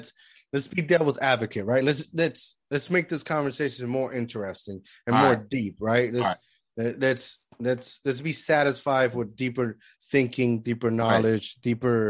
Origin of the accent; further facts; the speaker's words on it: Puerto Rico; now in United States; because I was born here, right? But yeah, I grew up in Puerto Rico.